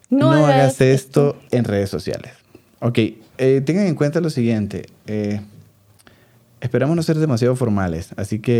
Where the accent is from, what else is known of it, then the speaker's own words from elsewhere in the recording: Venezuela; soy mucho más mm. venezolano que ella, me refiero quizás un venezolano más marcado.